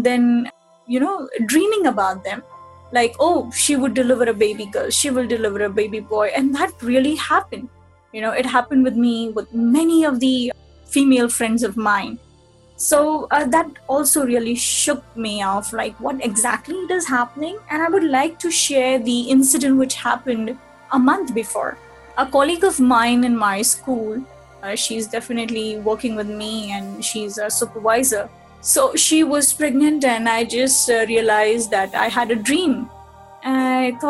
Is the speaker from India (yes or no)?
yes; Mumbai, Maharashtra, India; also born or lived in Chennai; I'm from Mumbai